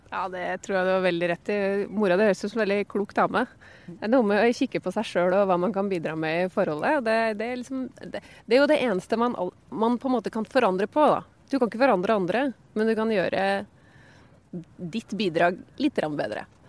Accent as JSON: {"language": "Norwegian", "area": "Hedmark", "region": "Innlandet", "country": "Norway"}